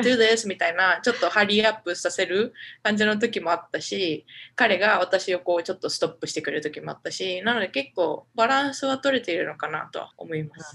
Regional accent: Japan; moved away as an adult; now in Omaha, United States; 私日本であ家族もそうなんですけど結構太ってるって言われて育ってきたんですよね

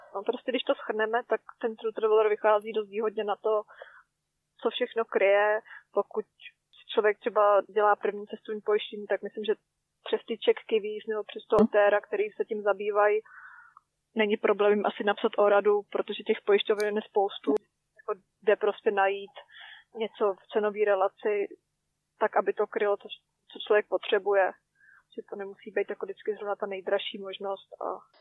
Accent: Czechia; moved away as an adult; now in New Zealand; jsme Češi šetřilci

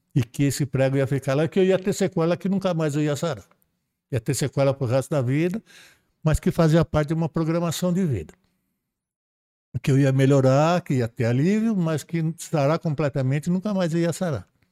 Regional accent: Praia Grande, São Paulo, Brazil; Eu sou da Praia Grande

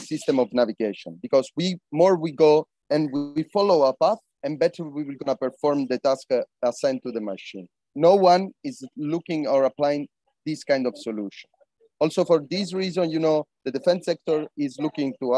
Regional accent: Calabria, Italy; I'm coming from Calabria, that is I think the least region from Italy

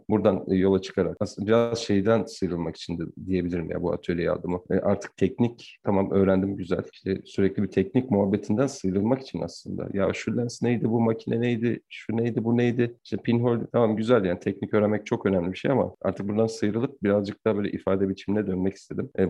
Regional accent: Ankara, Turkey; also born or lived in Zonguldak; Ankara, yani Ankara'da doğdum büyüdüm.

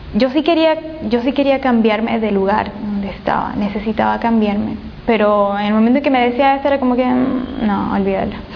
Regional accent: Portoviejo, Manabí, Ecuador; moved away as an adult; now in Guayaquil, Ecuador; vengo de la provincia de Manabí, de la ciudad de Puerto Viejo

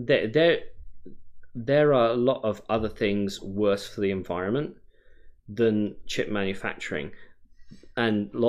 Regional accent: United Kingdom; now in Oregon, United States; I'm British.

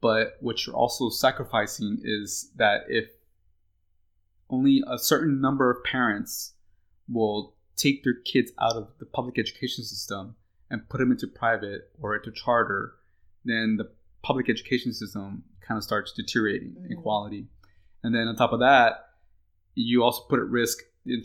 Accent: Texas, United States; we grew up in Ann Arbor, Texas, and we went through the public education

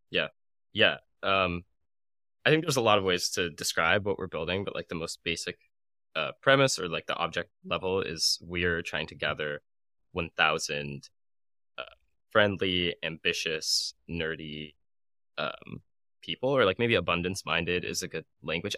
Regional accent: Arizona, United States; moved away as an adult; also born or lived in San Francisco; now in New York, United States; I moved to San Francisco and then I moved to New York from Arizona, which is my hometown

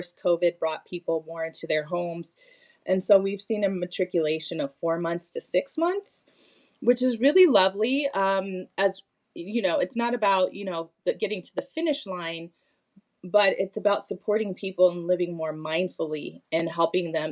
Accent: United States; also born or lived in Bermuda / Bali; I was raised in the United States

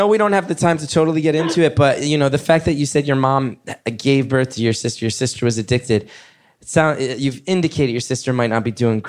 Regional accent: New York, United States; everybody who listens to this show knows I'm a New Yorker and I'm a liberal

